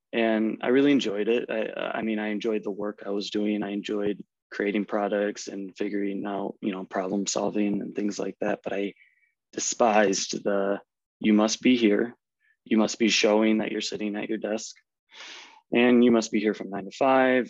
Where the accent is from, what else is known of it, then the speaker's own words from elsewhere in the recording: Midwest, United States; accent: American; moved away as an adult; now in Germany; I grew up in the Midwest in the States